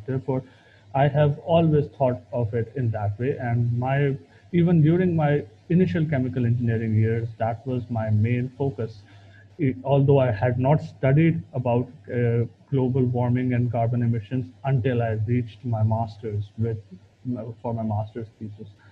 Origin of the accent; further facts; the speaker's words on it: Pakistan; we overall as Pakistani PhD candidates